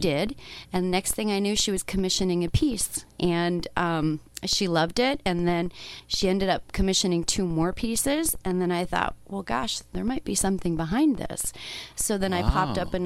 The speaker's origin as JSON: {"language": "English", "town": "Toronto", "region": "Ontario", "country": "Canada", "moved": "yes", "lives_now": "Arizona, United States", "said": "I'm from Toronto, and I was missing the water, and I was missing home, and I was missing the view out onto Lake Ontario"}